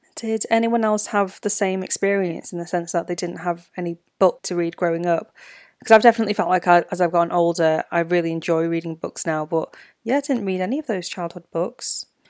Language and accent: English; United Kingdom; first language Chinese; English is a second language; life as a British-born Chinese person